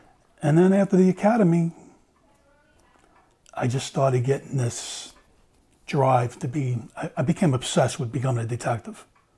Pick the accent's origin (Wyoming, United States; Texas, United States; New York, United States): New York, United States; Long Island; I grew up on Long Island